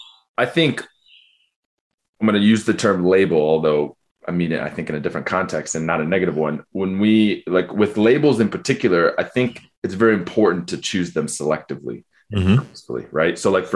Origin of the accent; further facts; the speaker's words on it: Ann Arbor, Michigan, United States; growing up in Ann Arbor.